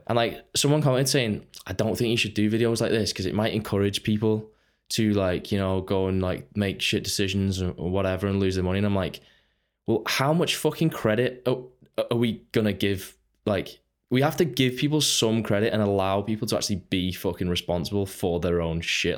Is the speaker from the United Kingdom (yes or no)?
yes; Runcorn, North West England, United Kingdom; I Grew up on Runcorn. It's, uh, it's just a small town, Northwest.